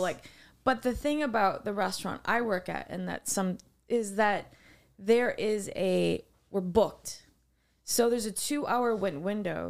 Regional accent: Wisconsin, United States; I'm from Wisconsin.

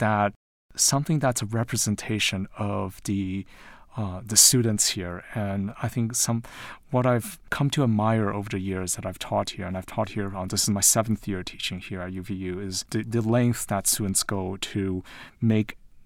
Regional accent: Taiwan; also born or lived in London, United Kingdom / United States / New York; And, you know, I'm originally from Taiwan. I was born in London, but I grew up in Taiwan and the U.S., and I lived in New York before moving to Utah.

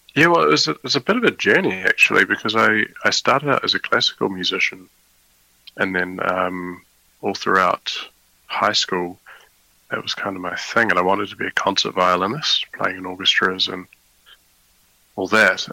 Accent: New Zealand; now in The Hague, Netherlands; I was born in New Zealand

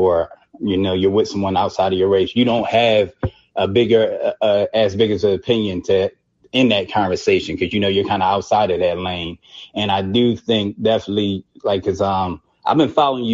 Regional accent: Philadelphia, Pennsylvania, United States; I'm from Philadelphia, and I know just being from there

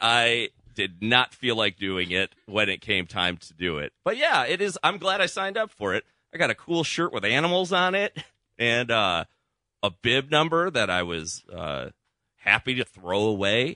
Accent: Chicago, Illinois, United States; moved away; my hometown of Chicago

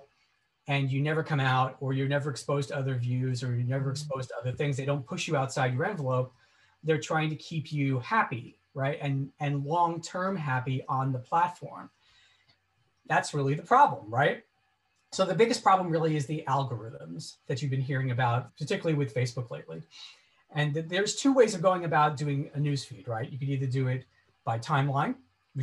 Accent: Oceanside, New York, United States; Oceanside, New York, where I grew up.

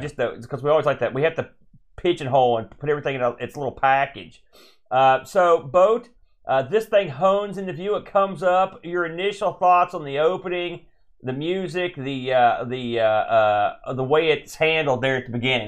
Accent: United States; I'm an American

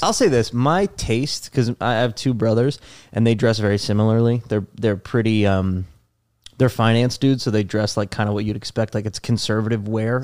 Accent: New Jersey, United States; moved away as an adult; also born or lived in Los Angeles; now in New York City, United States; Born and raised in New Jersey

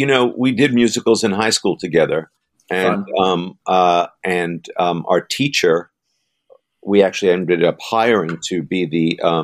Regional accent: New York City, New York, United States; we're from Queens.

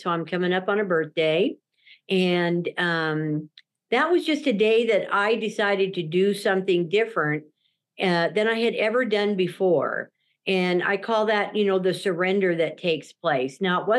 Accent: Durango, Colorado, United States; born there; now in Salt Lake City, United States; And so my home is in Salt Lake City, Utah, but I call myself a Four Corners girl. I was born in Durango, Colorado.

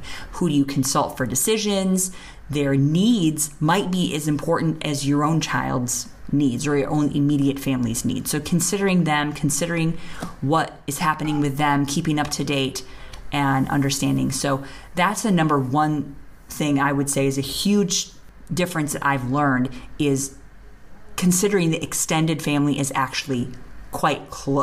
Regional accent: American Midwest, United States; moved away as an adult; now in India; Being from an American Midwestern white background

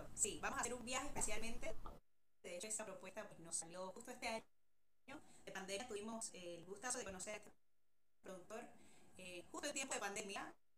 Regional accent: Panama; Yo de chica, bueno, acá en Panamá

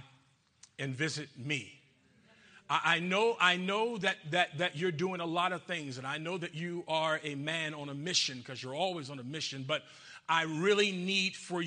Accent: Georgia, United States; I'm from Georgia. I'm from Georgia

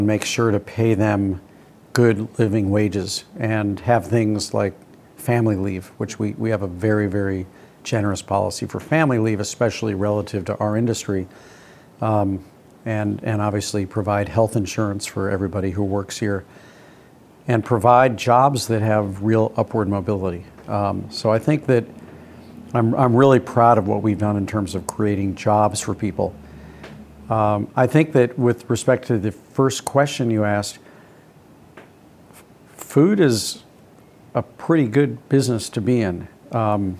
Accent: St. Louis, Missouri, United States; When I was growing up in St. Louis

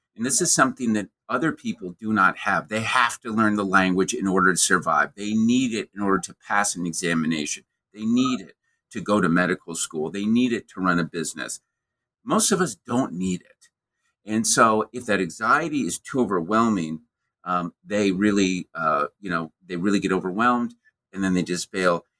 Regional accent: American Midwest, United States; born or raised there

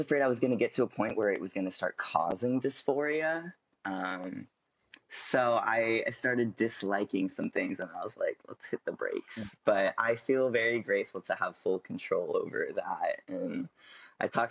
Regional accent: California, United States; I'm from California.

